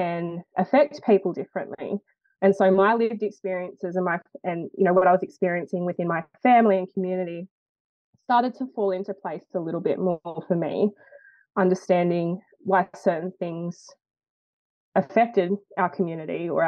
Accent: Lithgow, New South Wales, Australia; I grew up in Lithgow, New South Wales, but I'm a proud Wiradjuri and Pacifica Fijian woman

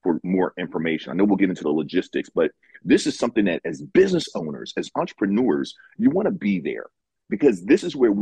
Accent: East Coast, United States; moved away as an adult; also born or lived in Silicon Valley; I grew up on the East Coast, but moved out to Silicon Valley after graduating with an electrical engineering degree

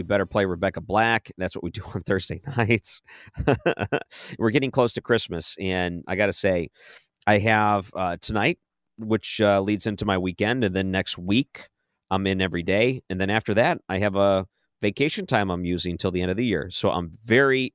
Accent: Michigan, United States; moved away as an adult; I grew up in Michigan up until I was 18

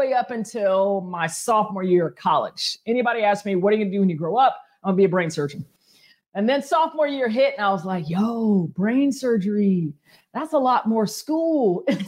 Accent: Powder Springs, Georgia, United States; I am from Powder Springs, Georgia, originally, which is about 25 minutes northwest of the city.

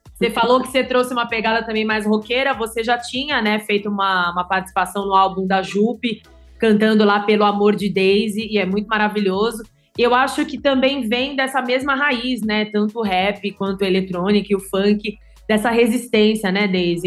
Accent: São Paulo, Brazil; eu sou paulistana

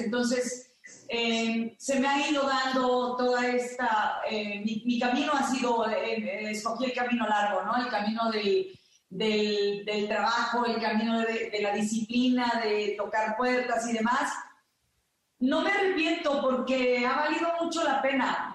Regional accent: Mexico; yo que soy tan mexicana, tan orgullosa de, de, cantar la música eh, mexicana

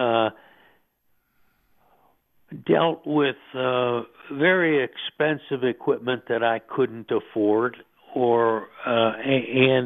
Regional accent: Buffalo, New York, United States; moved away as an adult; now in New Mexico, United States; I was born in Buffalo

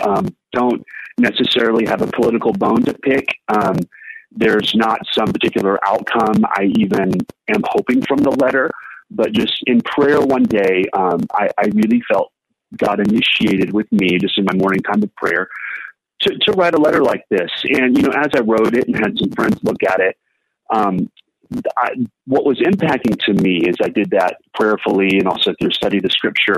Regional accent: Texas, United States; moved away as an adult; now in San Diego, United States; I'm originally from Texas. I've been in San Diego for 12 years

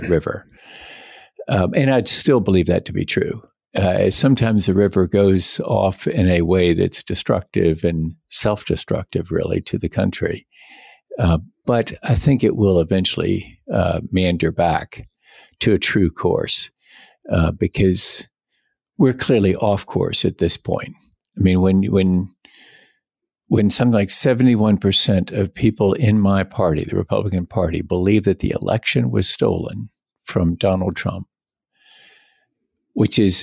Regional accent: Greenville, South Carolina, United States; doing commercial real estate law at back home in Greenville, South Carolina

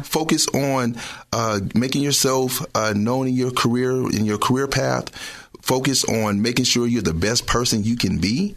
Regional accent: Richmond, United States; also born or lived in New Orleans; Growing up in Richmond, struggling

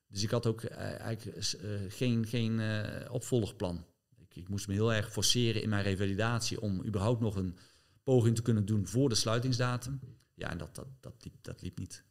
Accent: Netherlands; je als Nederlander

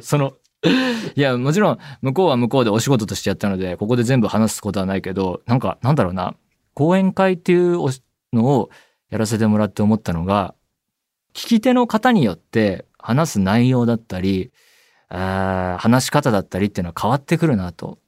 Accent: Saitama, Japan; 僕は埼玉県えー、出身

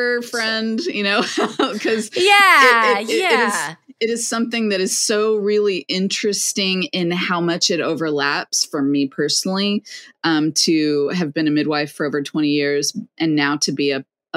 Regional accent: Lexington, Kentucky, United States; I was born and raised in Lexington

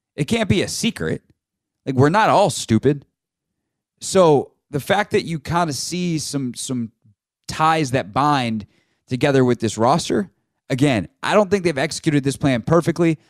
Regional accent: the Carolinas, United States; moved away as an adult; now in Washington, D.C., United States; I grew up in the Carolinas

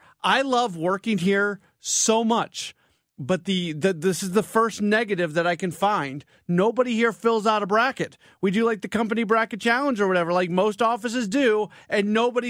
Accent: St. Louis, Missouri, United States; also born or lived in Kansas; I grew up here, so I had my Kansas hate from growing up in St. Louis and growing up as a Mizzou fan. And then when I went to college, I went to Kansas State

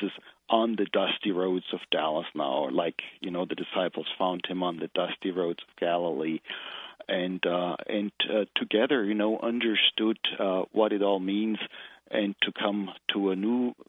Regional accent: Germany; moved away as an adult; now in United States; I originally grew up in Germany, went to seminary there

